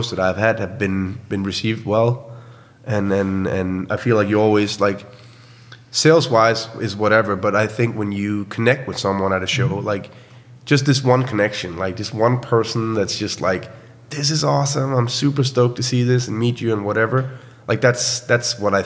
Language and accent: English; Horsens, Central Denmark Region, Denmark; my hometown called Horsens, which is essentially an old military town